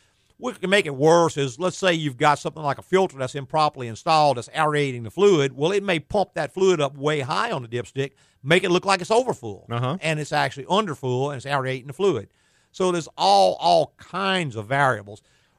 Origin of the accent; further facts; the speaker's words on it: the South, United States; We're from the South.